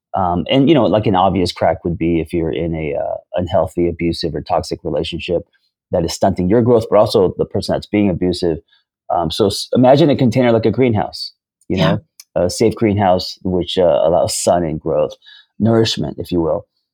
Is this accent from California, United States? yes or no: yes; Hollywood, California, United States; So me growing up in Hollywood and pursuing screenwriting for most of my 20s and 30s, I was pseudo, right?